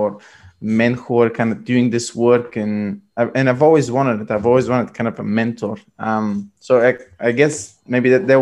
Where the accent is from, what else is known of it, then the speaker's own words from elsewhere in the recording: Bulgaria; moved away as an adult; also born or lived in London; I'm originally from Bulgaria